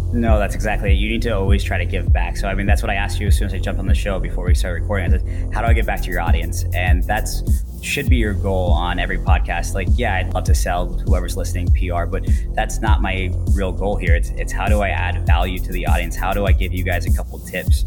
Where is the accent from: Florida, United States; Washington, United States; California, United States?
Florida, United States; Orlando; moved away as an adult; also born or lived in Asia; I grew up in Orlando